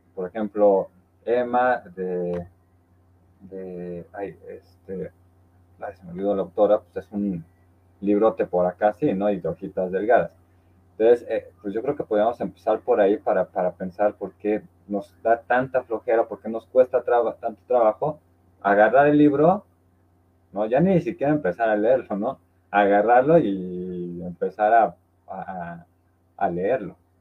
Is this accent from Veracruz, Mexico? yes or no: yes; Orizaba, Veracruz, Mexico; moved away; ahorita estoy aquí en mi tierra natal, que es Orizaba, Veracruz